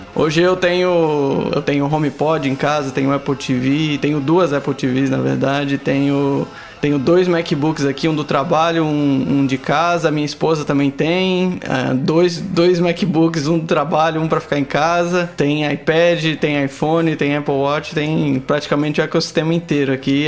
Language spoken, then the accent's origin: Portuguese; Manaus, Amazonas, Brazil; moved away as an adult; also born or lived in São Paulo / South of Brazil; now in Newcastle, Australia; Eu sou nascido e criado em Manaus, Amazonas no meio da selva